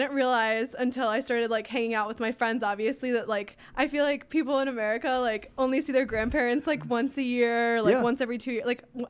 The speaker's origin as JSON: {"language": "English", "region": "Minnesota", "country": "United States", "said": "Well, I'm from Minnesota."}